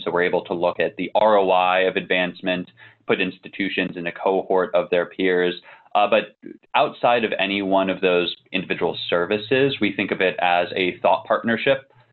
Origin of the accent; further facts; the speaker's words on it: Northern Virginia, United States; also born or lived in New Jersey; I grew up a little bit in New Jersey, primarily in Northern Virginia.